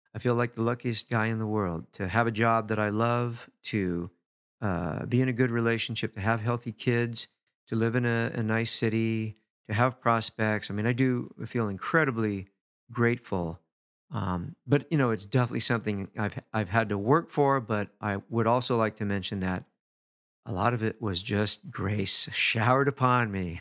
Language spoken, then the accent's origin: English; Los Angeles, California, United States; I grew up in East Los Angeles